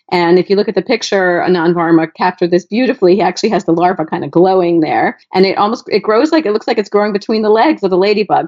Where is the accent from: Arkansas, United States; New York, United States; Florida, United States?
Florida, United States; South; I grew up in South Florida where nature is pretty wild